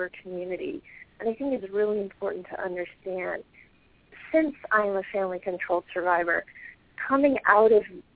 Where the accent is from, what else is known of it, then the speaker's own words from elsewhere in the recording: Washington, District of Columbia, United States; I was born and raised in the suburbs of Washington, D.C., and I grew up in a middle-class family.